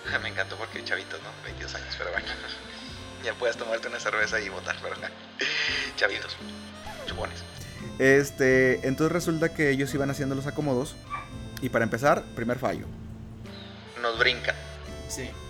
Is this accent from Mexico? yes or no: yes; Mexico; Entonces yo como buen mexicano actualizado dije, me voy